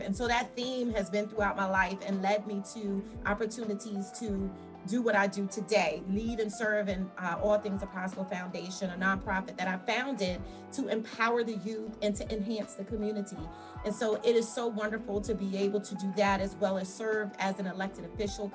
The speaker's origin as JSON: {"language": "English", "town": "Washington", "region": "District of Columbia", "country": "United States", "tie": "born or raised there", "also_born_or_lived": "Willingboro Township, New Jersey", "moved": "as an adult", "lives_now": "Willingboro, United States", "said": "I was raised in Washington, D.C."}